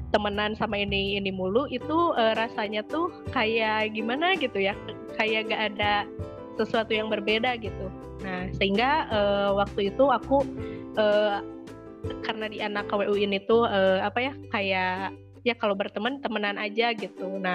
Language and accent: Indonesian; West Java, Indonesia; khususnya mungkin kalau aku sebagai orang Sunda gitu ya e, menilainya tuh kayak gini